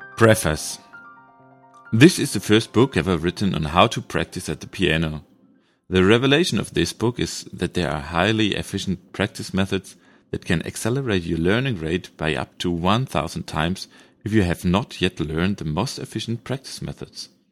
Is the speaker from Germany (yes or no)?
yes; Germany; first language German; English is a second language; Sorry for my pronunciation. This is coming from Germany, so my mother tongue is German